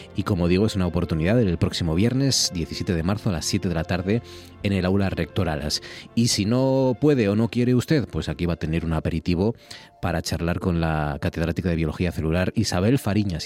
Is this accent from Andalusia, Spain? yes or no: no; Gijón, Asturias, Spain; moved away as an adult; yo nací en Gijón, yo soy de Gijón y, viví allí pues 20 años casi